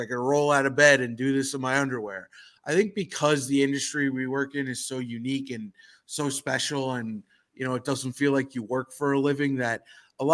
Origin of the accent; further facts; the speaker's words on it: New York City, New York, United States; I grew up in New York City